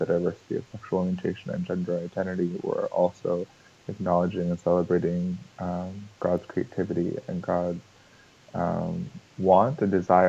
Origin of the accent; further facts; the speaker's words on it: Puerto Rico; I was born in Puerto Rico, my family is from there